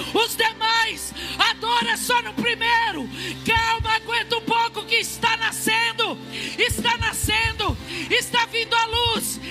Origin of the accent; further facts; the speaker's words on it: Ourinhos, São Paulo, Brazil; sou de Ourinhos